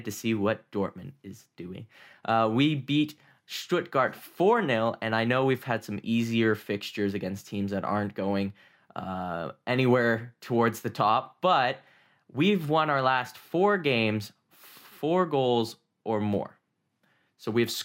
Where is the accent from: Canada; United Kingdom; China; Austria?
Canada; being a Canadian that's never been to a true football match